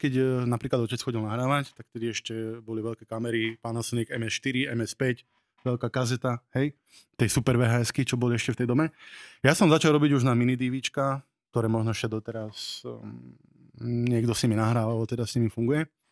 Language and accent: Slovak; Nové Zámky, Nitra Region, Slovakia; Pochádzam z Nových zámkov